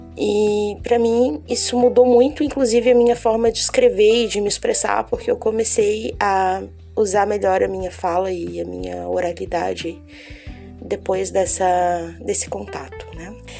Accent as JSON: {"language": "Portuguese", "town": "Florianópolis", "region": "Santa Catarina", "country": "Brazil", "tie": "born or raised there", "said": "eu sou natural de Floripa"}